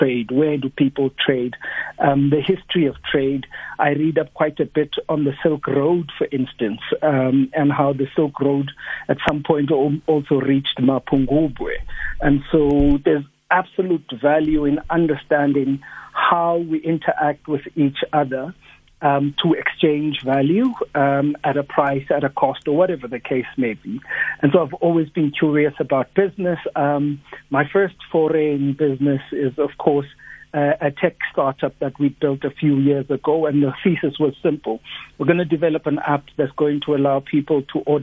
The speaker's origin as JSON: {"language": "English", "town": "Upington", "region": "Northern Cape", "country": "South Africa", "tie": "born or raised there", "also_born_or_lived": "Gobabis, Namibia", "said": "I come from Upington in the Northern Cape. I grew up at Upington"}